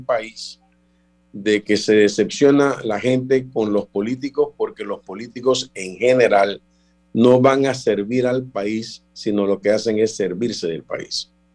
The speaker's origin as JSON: {"language": "Spanish", "country": "Panama", "said": "somos panameños"}